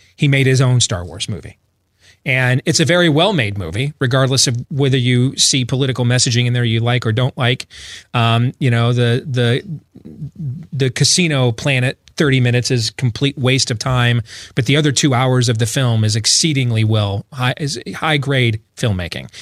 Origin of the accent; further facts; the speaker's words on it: Iowa, United States; my home state of Iowa